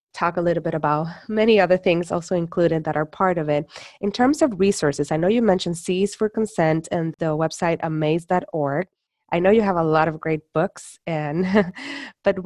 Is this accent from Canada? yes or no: no; Puerto Rico; I'm from Puerto Rico